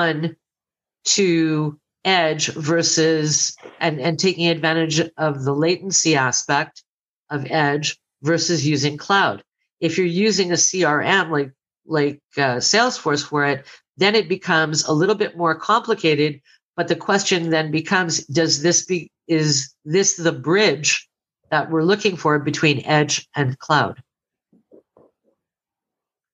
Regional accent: Canada; I'm Canadian

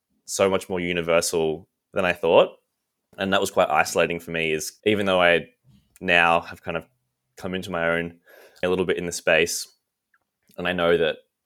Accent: Canberra, Australian Capital Territory, Australia; moved away as an adult; also born or lived in Melbourne; I'm from Canberra originally. I moved to Melbourne to study fine art at uni

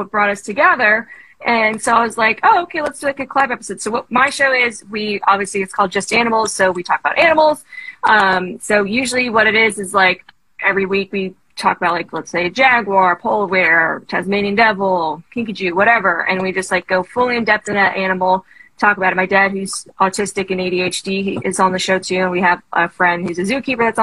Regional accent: the Bay Area, California, United States; I'm from the Bay. First of all, I'm from the Bay

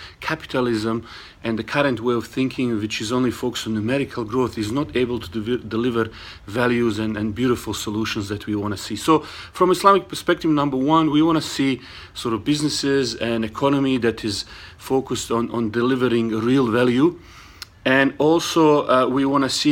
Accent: Bosnia & Herzegovina; now in Australia; originally I was born in Bosnia, I live in Australia

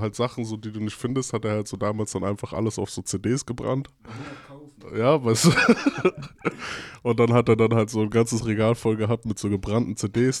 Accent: Mainz, Rhineland-Palatinate, Germany; also born or lived in Heidelberg; now in Mannheim, Germany; Ich bin in Mainz geboren, mhm. bin nach Heidelberg

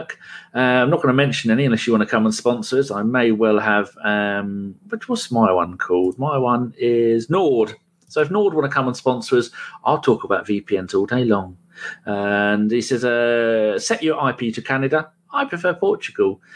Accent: England, United Kingdom; I'm English.

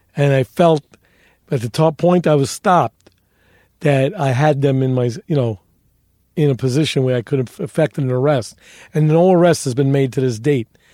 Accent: New York City, New York, United States; I grew up in the North Bronx

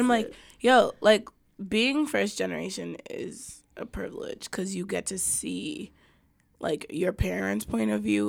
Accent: United States; born or raised there

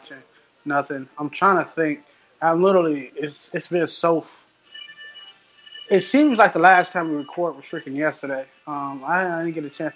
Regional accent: United States; I'm American

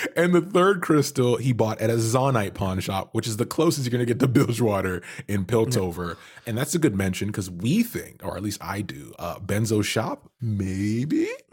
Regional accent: Canada; I'm Canadian

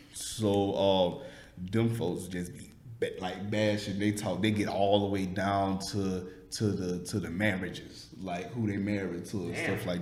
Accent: the South, United States; accent: Southern; But people know me by my accent. So I was like, okay, my Southern Brand, that's how you know me.

